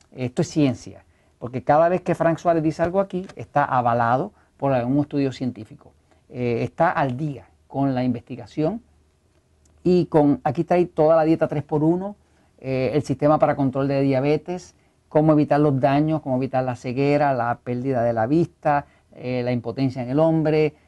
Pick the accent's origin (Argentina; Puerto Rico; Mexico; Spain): Puerto Rico